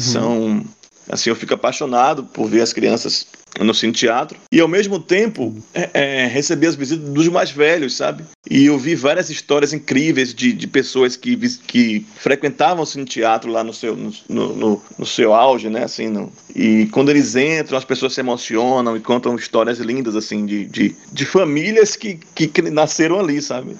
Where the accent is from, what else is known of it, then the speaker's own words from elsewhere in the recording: Cachoeira, Bahia, Brazil; Sou cachoeirano, nasci, moro em Cachoeira